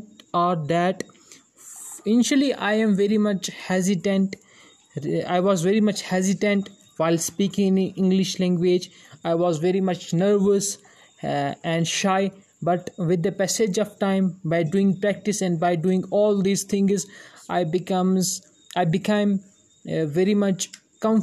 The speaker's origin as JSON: {"language": "English", "country": "India", "second_language": "English", "said": "from India"}